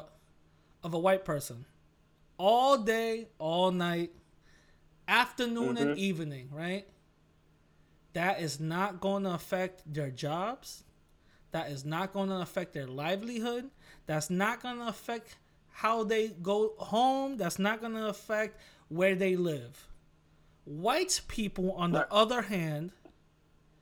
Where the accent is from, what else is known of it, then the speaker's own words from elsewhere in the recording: New York, United States; I'm from New York